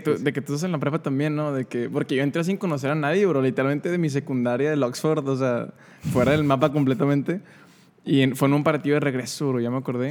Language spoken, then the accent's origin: Spanish; San Nicolás de los Garza, Nuevo León, Mexico; yo vivía en San Nicolás cuando, cuando era niño